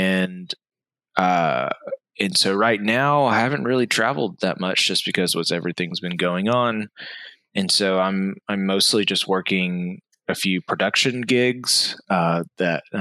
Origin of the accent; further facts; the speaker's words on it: Austin, Texas, United States; I am from Austin, Texas, originally. So I've been a Texas raised for my entire life